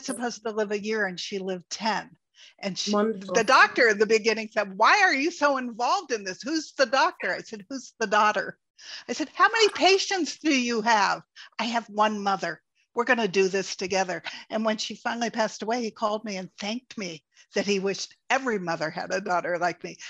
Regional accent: East Coast, United States; I grew up on the East Coast

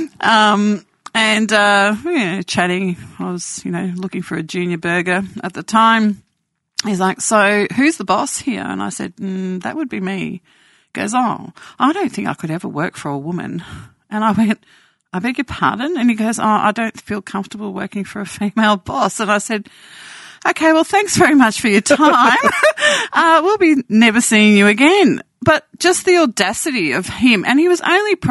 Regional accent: Australia; born or raised there

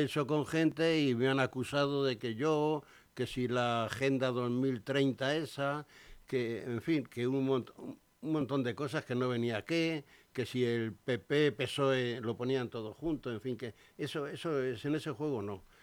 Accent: Spain; somos así los españoles

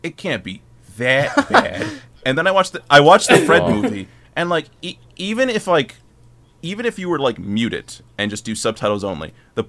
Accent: Philippines; But, yeah, but it's not, like, my home country, the Philippines, your dollar goes 50 times farther.

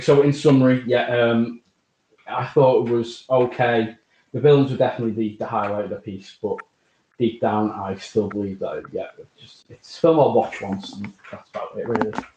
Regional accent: Liverpool, North West England, United Kingdom; it was lovely to see the landmarks of my hometown. I would love to see like Liverpool. I, mean, I saw St George's Hall

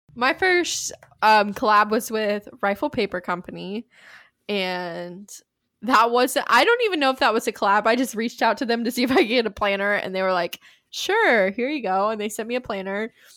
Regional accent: East Tennessee, United States; I'm just from East Tennessee

